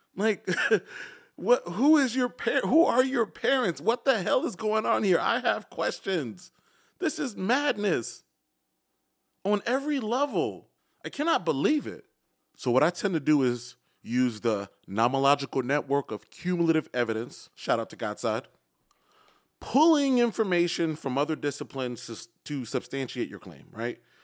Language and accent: English; Chicago, Illinois, United States; moved away; born and raised in Chicago